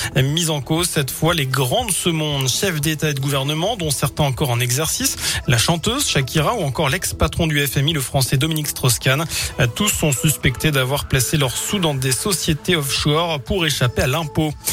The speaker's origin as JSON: {"language": "French", "town": "Bourg-en-Bresse", "region": "Auvergne-Rhône-Alpes", "country": "France", "said": "chez nous à Bourg"}